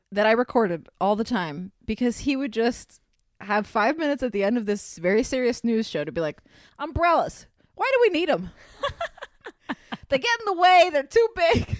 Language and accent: English; Miami, Florida, United States; I'm from Miami where there's tons of feral cats, and my mother is an animal lover, as am I. So there was always cats coming around our house